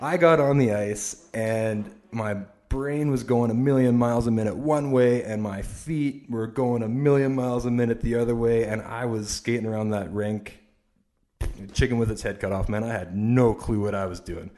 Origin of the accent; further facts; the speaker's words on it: Canada; I grew up in Canada. I have, uh, you know, been born and raised here.